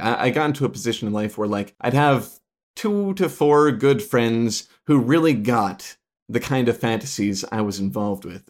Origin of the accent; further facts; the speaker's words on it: Chicagoland area, Illinois, United States; also born or lived in Rochester, Minnesota; I was born in Rochester, Minnesota, but I was there for, like, all of five minutes or something before my parents whisked me away to, uh, Illinois in the Chicagoland area